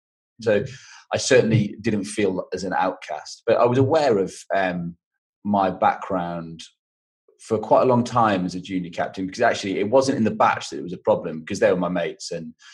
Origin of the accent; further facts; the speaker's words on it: Cornwall, South West England, United Kingdom; moved away as an adult; It got me out of Cornwall.